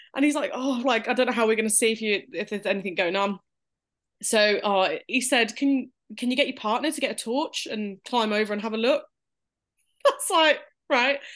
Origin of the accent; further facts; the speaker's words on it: Birmingham, West Midlands, United Kingdom; we're from Birmingham, U K, if they couldn't tell by the accent